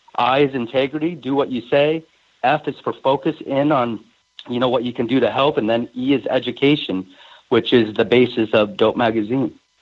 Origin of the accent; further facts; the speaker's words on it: Seattle, Washington, United States; growing up in the Seattle market